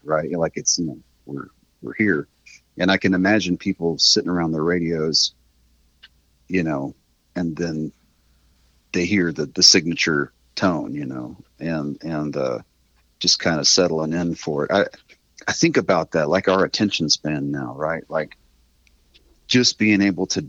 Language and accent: English; Weatherford, Texas, United States; now in Fort Worth, United States; I grew up out in Weatherford